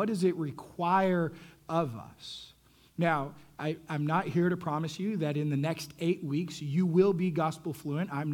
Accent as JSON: {"language": "English", "region": "Texas", "country": "United States", "tie": "born or raised there", "said": "I'm growing up in Texas, and so I get to high school"}